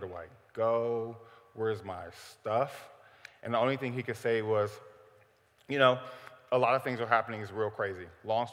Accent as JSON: {"language": "English", "town": "Cleveland", "region": "Ohio", "country": "United States", "tie": "born or raised there", "said": "I am from Cleveland, Ohio, born and raised"}